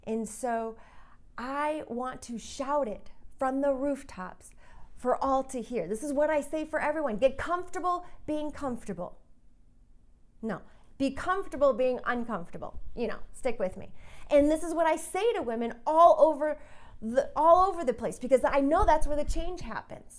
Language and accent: English; Colorado, United States; I'm from Colorado.